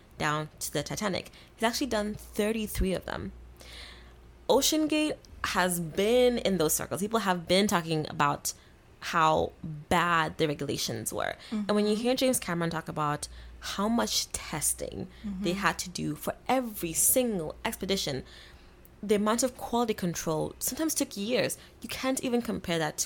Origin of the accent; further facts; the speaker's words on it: Kenya; moved away; I grew up in Kenya